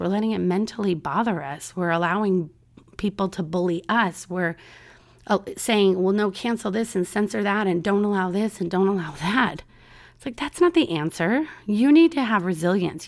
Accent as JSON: {"language": "English", "town": "San Diego", "region": "California", "country": "United States", "tie": "born or raised there", "moved": "yes", "lives_now": "Orlando, United States", "said": "my hometown, San Diego, California"}